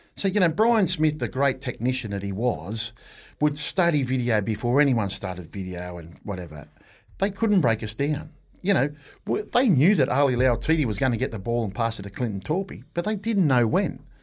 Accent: Australia; now in New Zealand; as an Australian

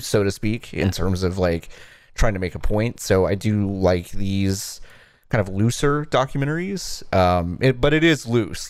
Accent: Dallas, Texas, United States; I grew up in Texas, in, like, rural, um, not rural, suburban Dallas

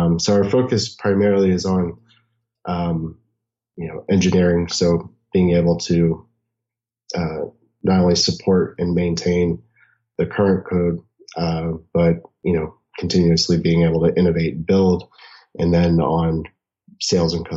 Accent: New Orleans, Louisiana, United States; now in Arizona, United States; I'm originally from New Orleans

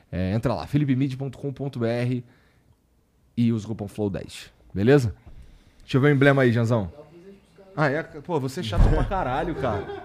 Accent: Rio Branco, Acre, Brazil; moved away as an adult; now in São Paulo, Brazil; Eu sou de Rio Branco

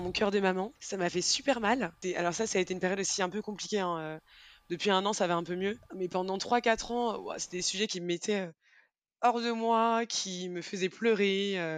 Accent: Rennes, Brittany, France; moved away as an adult; now in Paris, France; je suis originaire euh, de Rennes

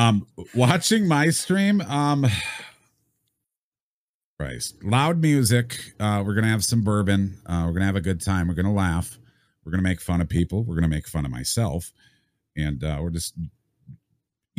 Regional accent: Wisconsin, United States; I grew up in Wisconsin

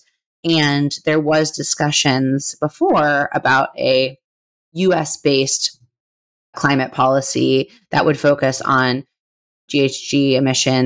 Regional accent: California, United States; my home state

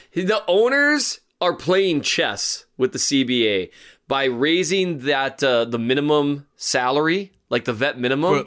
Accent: Valley City, North Dakota, United States; is from Valley City, my hometown

